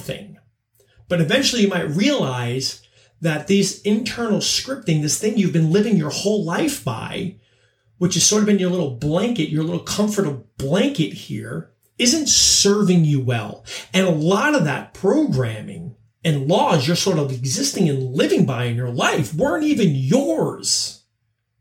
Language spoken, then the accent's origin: English; Long Island, New York, United States; I grew up on Long Island